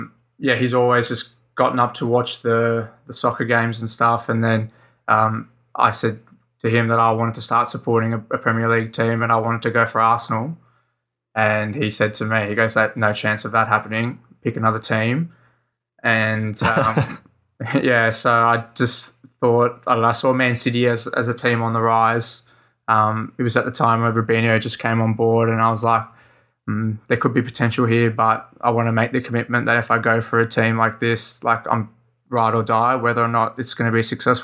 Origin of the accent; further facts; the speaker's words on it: Sydney, New South Wales, Australia; I'm from Sydney, Australia, just in the southern suburbs there